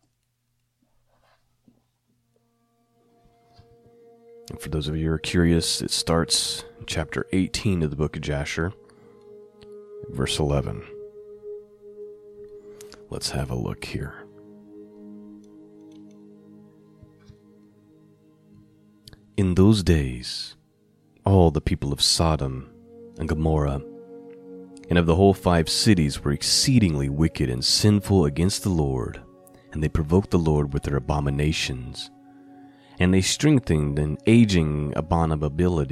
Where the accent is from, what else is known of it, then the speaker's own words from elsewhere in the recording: Indiana, United States; my home state